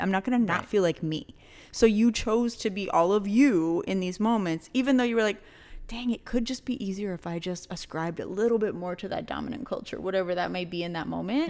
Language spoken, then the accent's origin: English; New Mexico, United States; we're all from the fucking borderland